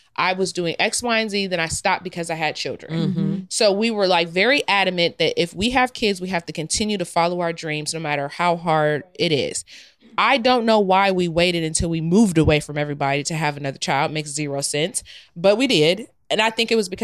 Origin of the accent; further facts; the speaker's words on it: Ohio, United States; also born or lived in New York; I'm from the Midwest